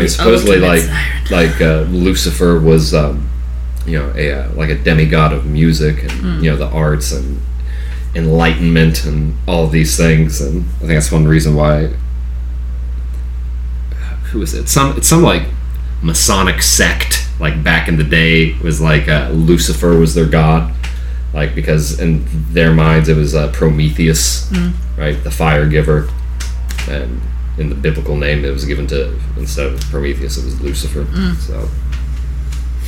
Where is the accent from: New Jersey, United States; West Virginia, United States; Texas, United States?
West Virginia, United States; accent: drawl; also born or lived in South Georgia; now in Georgia, United States; where I grew up in West Virginia